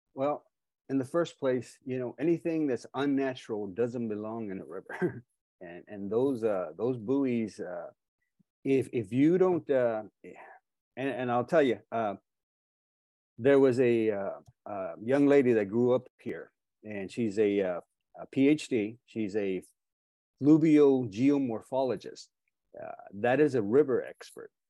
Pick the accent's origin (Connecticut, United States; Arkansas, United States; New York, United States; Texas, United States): Texas, United States; I'm a Texan too